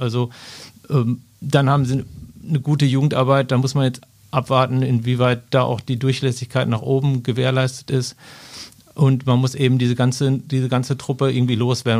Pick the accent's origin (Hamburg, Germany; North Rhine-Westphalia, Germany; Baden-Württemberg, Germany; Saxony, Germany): North Rhine-Westphalia, Germany; Ruhr area; ich komme zwar aus dem Ruhrgebiet